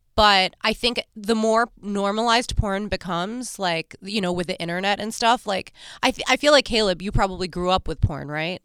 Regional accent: New York, United States; I'm from New York

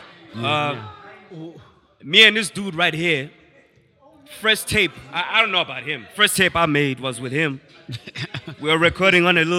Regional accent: Grahamstown, Eastern Cape, South Africa; I'm from from Grahamstown, East Cape.

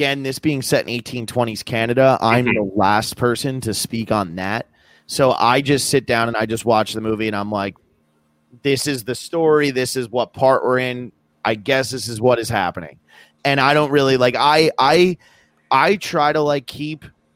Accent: East Coast of America, United States; growing up in America on the East Coast, we don't learn anything about indigenous populations

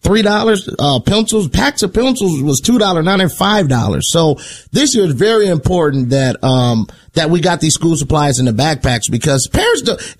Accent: Indiana, United States; I'm from Indiana.

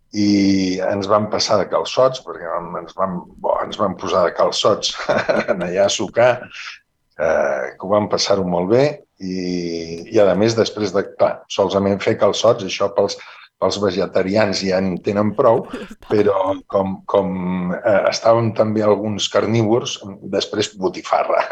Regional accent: Barcelona, Catalonia, Spain; also born or lived in Manresa (family); now in Vitoria, Spain; jo sóc de Barcelona.

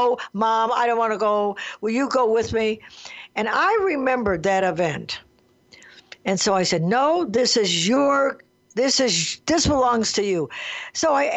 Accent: Detroit, Michigan, United States; I grew up in Detroit, Michigan

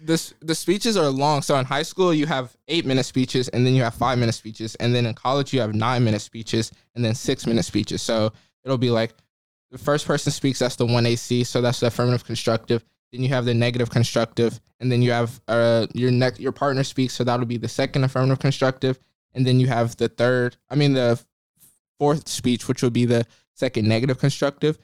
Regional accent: Jackson, Mississippi, United States; moved away as an adult; now in Cambridge, United States; I'm from Mississippi

